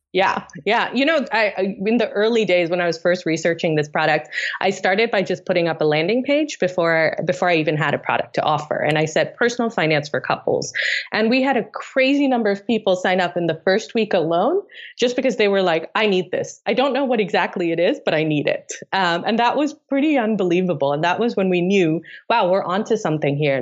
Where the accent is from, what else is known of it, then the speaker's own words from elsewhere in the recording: Tanzania; moved away; also born or lived in Delhi, India; I grew up in East Africa in Tanzania